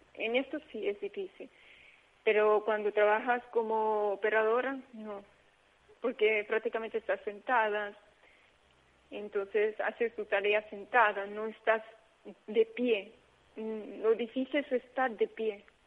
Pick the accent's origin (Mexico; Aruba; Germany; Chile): Aruba; moved away; yo soy de Caribe, yo soy de Aruba, pero mi papá es portugués